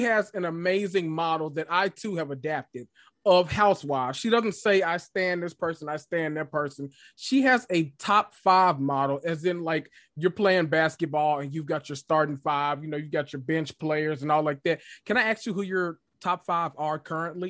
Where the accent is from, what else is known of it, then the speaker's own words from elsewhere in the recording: Memphis, Tennessee, United States; I'm from Memphis